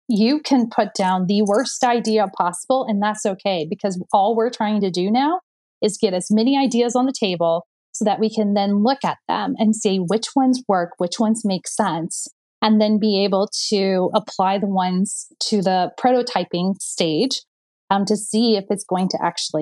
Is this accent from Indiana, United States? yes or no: yes; Indiana, United States; I'm from Indiana. I'm a basketball girl. Like we were brought up to win, right?